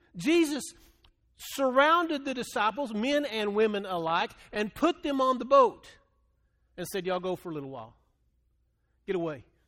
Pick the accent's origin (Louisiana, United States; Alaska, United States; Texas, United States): Texas, United States; Texas Panhandle, United States; moved away; I grew up in the Panhandle of Texas